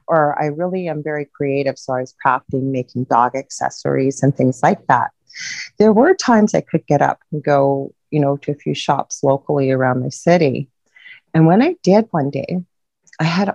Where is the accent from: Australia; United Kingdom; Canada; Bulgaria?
Canada; I'm a Canadian